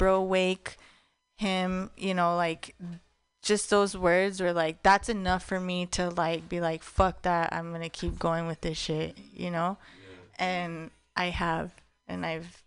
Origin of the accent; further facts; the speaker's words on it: Taos, New Mexico, United States; now in San Francisco Bay Area, United States; in Taos, in my hometown